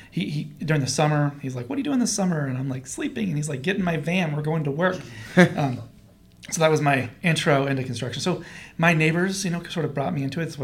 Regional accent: Portland, Oregon, United States; also born or lived in Aloha, Oregon; I'm actually from Portland, so I oh, okay. actually lived in Aloha, graduated from Aloha High School

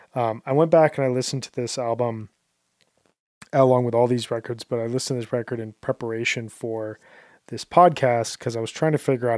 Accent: Midwest, United States; moved away as an adult; also born or lived in South Korea; I'm from the Midwest where it gets really, really cold in the winters

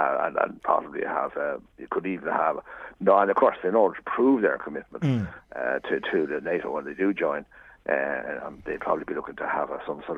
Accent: Ireland; I'm Irish.

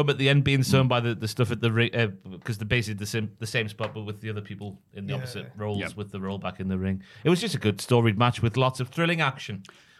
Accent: Newcastle upon Tyne, North East England, United Kingdom; accent: Geordie; my Geordie accent.

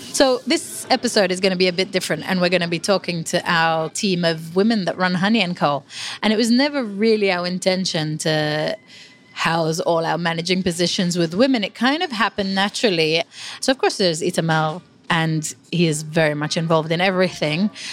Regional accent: Israel; moved away as an adult; now in England; I grew up in Israel

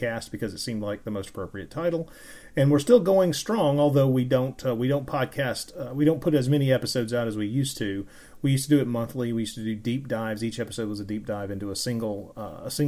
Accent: the American South, United States; I am an American. I grew up in the American South

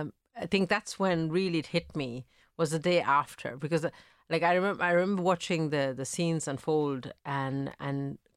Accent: Italy; I am I grew up in Italy. I was born mm-hmm. in Italy to Sri Lankan parents. So I had this experience of already growing up in a country that sadly now has a lot of racial attacks.

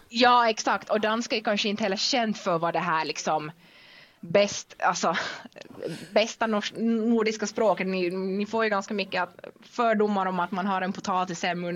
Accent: Vaasa, Ostrobothnia, Finland; accent: Finland Swedish; first language Finnish and Swedish; moved away as an adult; also born or lived in Denmark; uppvuxen i Vasa i Finland så det är ju helt finlandssvenskt och det hör ni nu, jag pratar finlandssvenska nu

